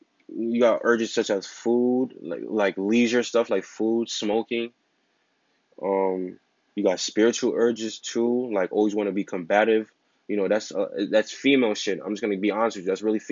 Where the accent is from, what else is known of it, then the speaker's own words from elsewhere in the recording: New York, United States; I'm from New York